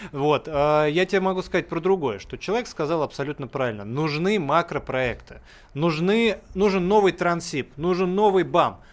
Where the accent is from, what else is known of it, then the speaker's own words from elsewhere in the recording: Russia; у меня дом в деревне, где я вот вырос, э, полгода проводил, он находится на границе Тверской области